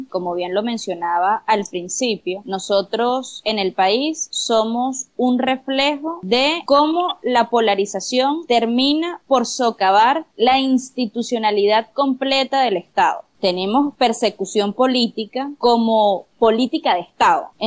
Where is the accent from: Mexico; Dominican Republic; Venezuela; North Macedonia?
Venezuela; por ejemplo, nosotros atravesamos como venezolanos, en el que es muy difícil que los acuerdos se pongan por delante de las diferencias.